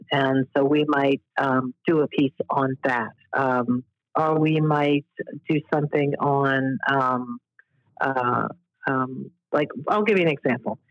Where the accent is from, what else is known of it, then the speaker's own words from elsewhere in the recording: New Orleans, Louisiana, United States; moved away as an adult; now in Washington, D.C., United States; New Orleans, and that's my hometown